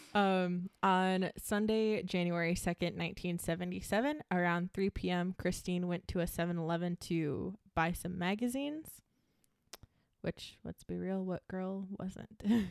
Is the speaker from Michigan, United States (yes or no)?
yes; Michigan, United States; We're from Michigan